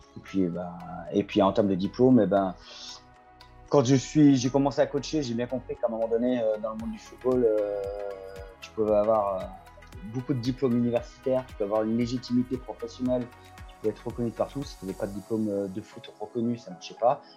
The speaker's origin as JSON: {"language": "French", "area": "Loire", "region": "Auvergne-Rhône-Alpes", "country": "France", "said": "je suis issu de la Loire"}